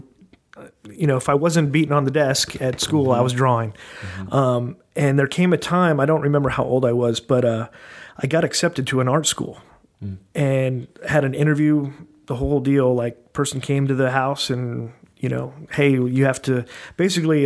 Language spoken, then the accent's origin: English; Brea, California, United States; also born or lived in Anaheim, California; I was born in Anaheim and grew up in Brea, California